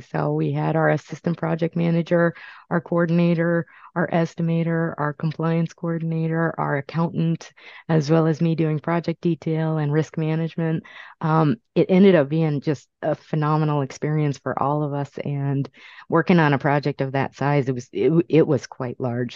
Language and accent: English; California, United States; also born or lived in Brooklyn, New York; now in Massachusetts, United States; I was born in Brooklyn, raised in California, ended up here in Massachusetts for the last 23 years